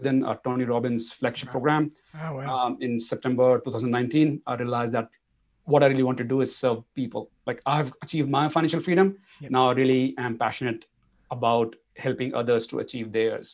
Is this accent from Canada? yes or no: no; India; moved away as an adult; also born or lived in Singapore; now in Australia; being an Indian, like it was easy for me to jump into IT bandwagon then. And IT was the industry that took me to places from India to Singapore and then to Australia. So I came here in 2006 in Australia